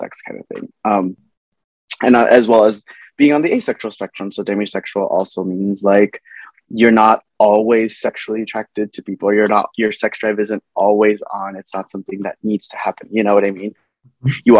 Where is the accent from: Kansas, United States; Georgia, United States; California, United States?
California, United States; Los Angeles; I'm from Los Angeles, California, born and raised